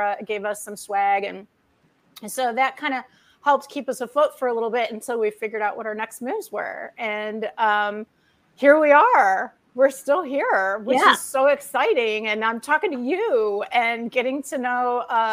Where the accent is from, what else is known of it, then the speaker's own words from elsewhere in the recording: Detroit, Michigan, United States; moved away as an adult; also born or lived in Austin, Texas; growing up in the Motor City